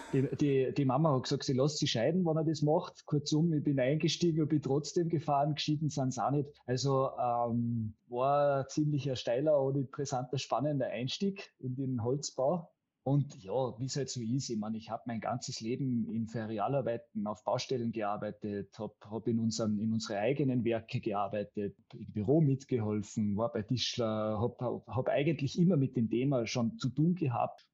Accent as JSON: {"language": "German", "area": "Karwendel mountains, behind Innsbruck", "region": "Tyrol", "country": "Austria", "tie": "born or raised there", "said": "hat im Karwendelgebirge, das ist, wo man, da kommt man nur von Deutschland rein, sozusagen an den hinter der Nordkette, hinter Innsbruck, hat er sein erstes Revier bekommen als jüngster Revierförster Österreichs. Und da haben wir in der Abgeschiedenheit und in der, ähm, sage ich jetzt einmal, sehr naturbelassenen Gegend bin ich aufgewachsen in den ersten sechs Jahren meines"}